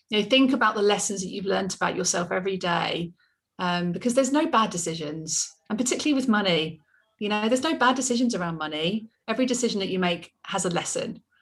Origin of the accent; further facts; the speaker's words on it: England, United Kingdom; I'm so English, um, aren't I?